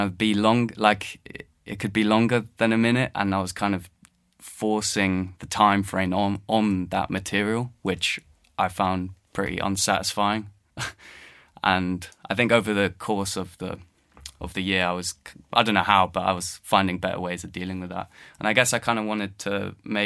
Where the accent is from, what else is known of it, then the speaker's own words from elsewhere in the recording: London, United Kingdom; I was born and based in London. I grew up in London